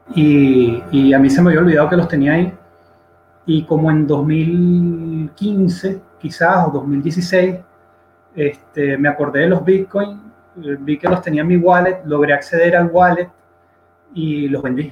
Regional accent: Venezuela; yo soy un venezolano de 34 años

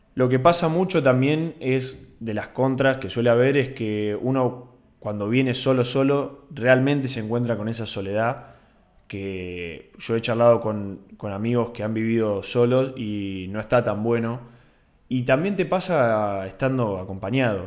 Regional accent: Bahía Blanca, Buenos Aires Province, Argentina; moved away as an adult; now in Buenos Aires, Argentina; yo estudio en Buenos Aires, pero no soy de Buenos Aires, soy de Bahía Blanca.

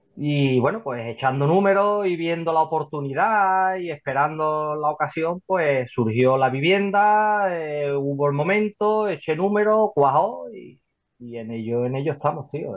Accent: Seville, Andalusia, Spain; soy de Sevilla, ¿vale? Por aquí, por la zona de, Sevilla

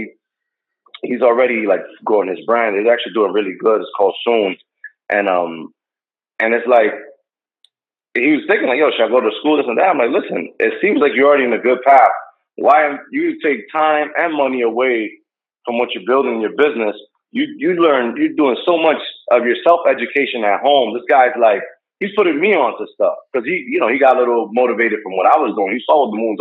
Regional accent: Hackensack, New Jersey, United States; I grew up in Hackensack

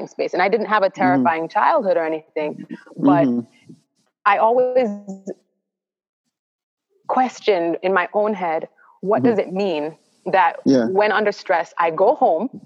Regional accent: Stony Hill, Saint Andrew, Jamaica; I grew up in Stony Hill in St. Andrew

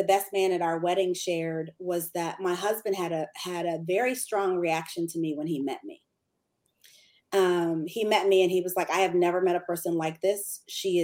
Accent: Michigan, United States; moved away as an adult; now in Atlanta, United States; From Michigan. We were living in Michigan.

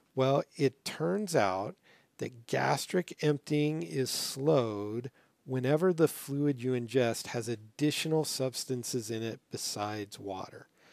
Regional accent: Las Vegas, Nevada, United States; moved away; I grew up in Las Vegas

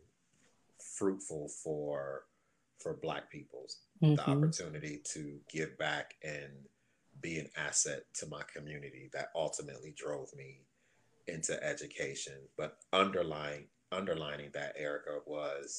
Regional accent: Detroit, Michigan, United States; I grew up in Detroit

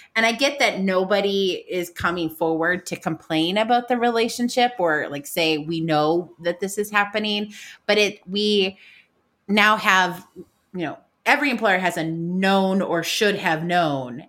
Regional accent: United States; me being American

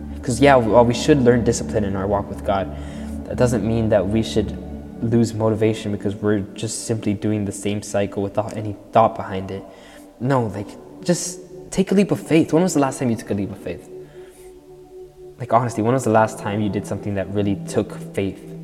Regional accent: Florida, United States; I'm 15 from Florida, and I've lived here all my life.

